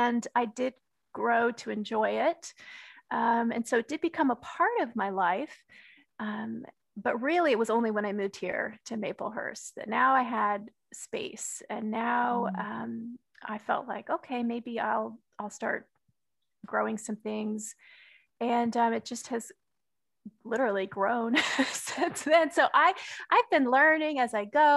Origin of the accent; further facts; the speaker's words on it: Texas, United States; I grew up in Texas, and my father was a gardener